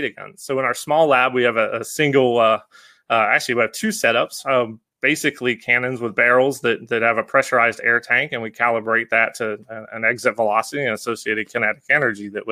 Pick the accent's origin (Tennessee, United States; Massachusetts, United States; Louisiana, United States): Louisiana, United States; Baton Rouge; moved away; I grew up in South Louisiana